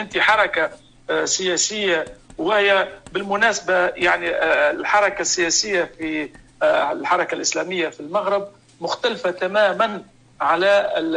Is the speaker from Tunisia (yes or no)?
yes; Tunisia; عندنا في تونس